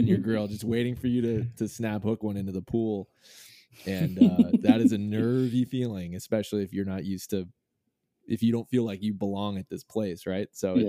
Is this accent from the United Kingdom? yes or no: no; Boston, Massachusetts, United States; moved away; also born or lived in Portland; growing up in Boston